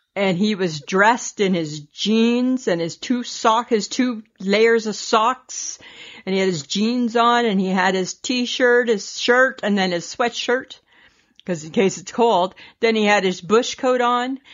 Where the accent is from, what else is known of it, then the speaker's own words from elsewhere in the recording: Saskatchewan, Canada; we're from Saskatchewan